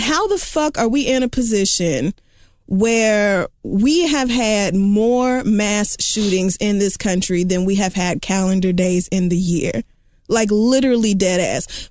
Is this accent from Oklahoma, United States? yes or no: yes; Oklahoma, United States; I am from Oakland fucking Homa